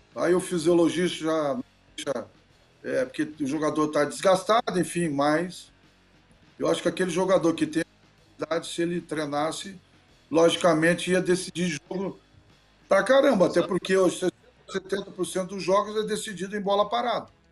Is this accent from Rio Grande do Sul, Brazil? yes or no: yes; border region with Uruguay, Rio Grande do Sul, Brazil; moved away; also born or lived in Genoa, Italy; o Uruguai cedeu aquela região onde eu nasci